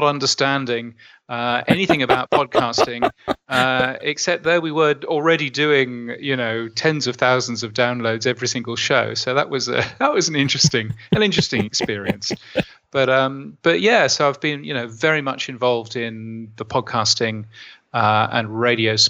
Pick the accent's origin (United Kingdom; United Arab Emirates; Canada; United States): United Kingdom; now in Australia; being a Brit and having worked for the BBC